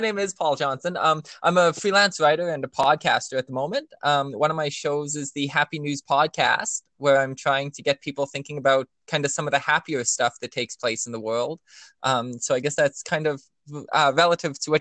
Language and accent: English; Canada; I'm a Canadian